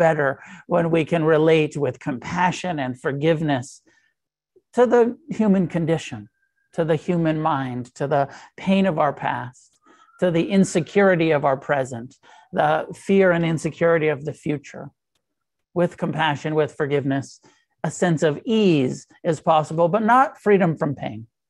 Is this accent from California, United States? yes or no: yes; Santa Cruz, California, United States; moved away; I grew up in Santa Cruz and go back to Santa Cruz around the holidays